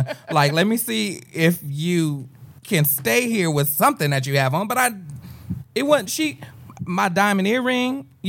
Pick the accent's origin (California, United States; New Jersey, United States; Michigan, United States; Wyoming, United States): California, United States; Compton; I'm from Compton. I ain't from L.A.